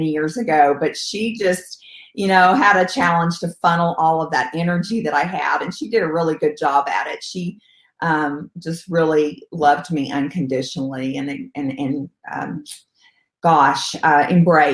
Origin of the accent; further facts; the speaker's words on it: Stephenville, Texas, United States; also born or lived in San Angelo, Texas; now in Austin, United States; I am a Texas girl, born and raised. I was born in San Angelo, Texas, and moved the next day after birth to Stephenville, Texas, a very small town outside of Fort Worth